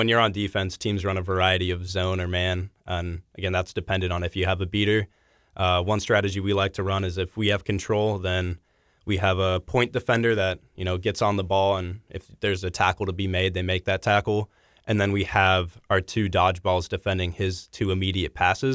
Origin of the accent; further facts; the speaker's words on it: Papillion, Nebraska, United States; moved away as an adult; also born or lived in Omaha, Nebraska; now in Lawrence, United States; my hometown of Papillion, Nebraska